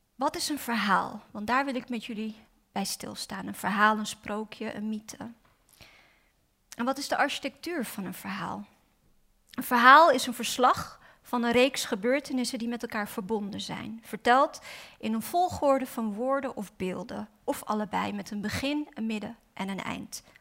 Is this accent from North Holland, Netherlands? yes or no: yes; Amsterdam, North Holland, Netherlands; ik ben vooral Osdorps, want ik ben opgegroeid in Osdorp